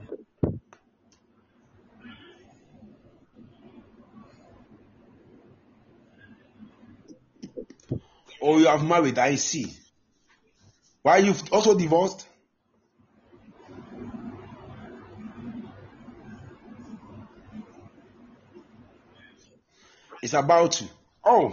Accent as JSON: {"language": "English", "town": "Mampong", "region": "Ashanti", "country": "Ghana", "said": "I'm from Asante Mampo."}